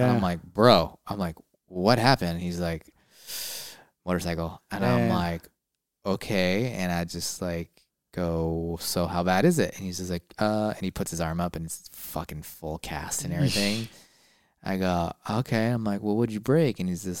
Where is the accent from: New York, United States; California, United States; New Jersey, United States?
California, United States; San Diego; I am from San Diego.